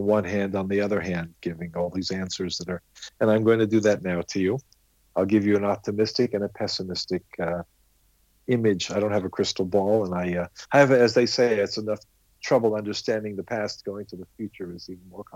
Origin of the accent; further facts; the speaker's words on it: California, United States; also born or lived in London; now in Israel; when I was 2 years old, my parents decided that in the early 50s, being raised in California was a little bit warmer, sunnier than being in London. So that was their decision. They didn't ask me. So I was raised in California